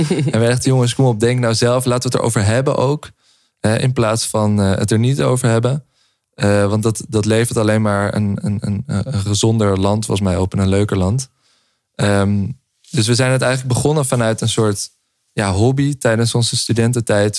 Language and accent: Dutch; Amsterdam, North Holland, Netherlands; wij eh, opgegroeid in Amsterdam